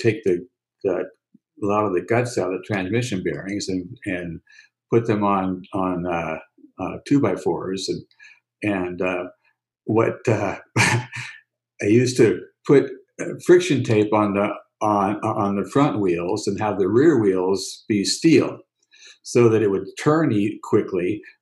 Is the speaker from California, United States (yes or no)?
yes; San Francisco, California, United States; Growing up in San Francisco, most of the time, I was two blocks away from Golden Gate Park